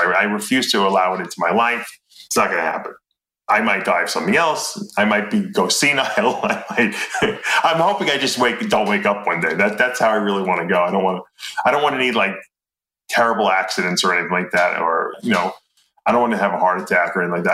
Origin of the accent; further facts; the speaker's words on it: East Meadow, New York, United States; also born or lived in Lancaster, Pennsylvania; East Meadow, which is where I grew up in East Meadow